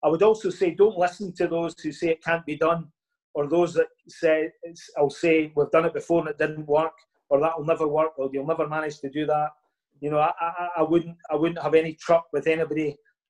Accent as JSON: {"language": "English", "town": "Larbert", "region": "Scotland", "country": "United Kingdom", "tie": "born or raised there", "said": "My hometown is Larbert, which is just next to Stennismuir."}